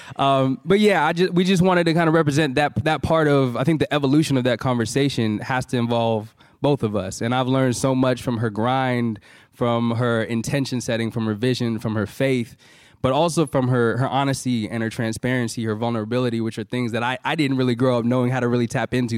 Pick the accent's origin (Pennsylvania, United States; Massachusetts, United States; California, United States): California, United States; San Francisco Bay Area; We're both from the Bay Area